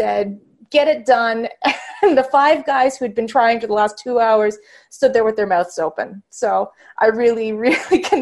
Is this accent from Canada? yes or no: yes; Vancouver, British Columbia, Canada; I was born in Vancouver, BC in Canada